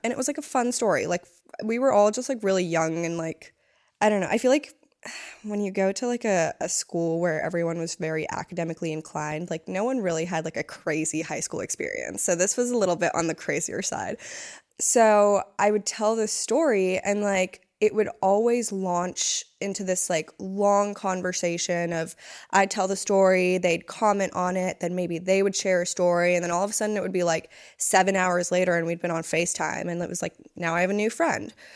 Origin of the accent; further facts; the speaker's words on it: East Coast, United States; moved away; also born or lived in Hawaii; I was from the East Coast